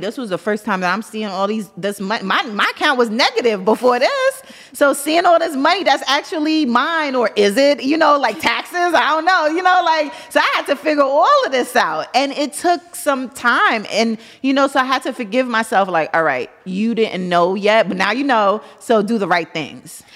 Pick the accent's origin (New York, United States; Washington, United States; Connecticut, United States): New York, United States; New York City; I'm from Brooklyn.